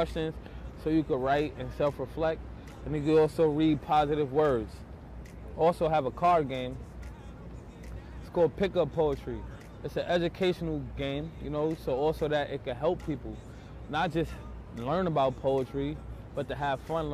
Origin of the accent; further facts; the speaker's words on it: New York City, New York, United States; I grew up in Brownsville, New York, which is like an area of extreme poverty